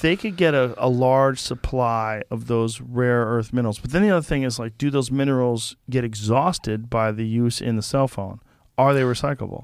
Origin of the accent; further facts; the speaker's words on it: Boston, Massachusetts, United States; moved away; I grew up in Boston